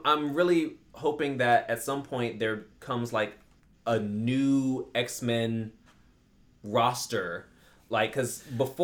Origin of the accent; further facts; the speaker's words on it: United States; I'm American